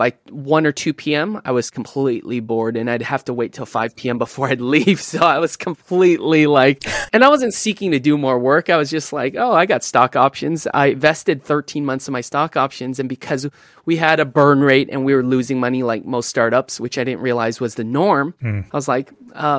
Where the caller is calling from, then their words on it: Fremont, California, United States; Fremont, California.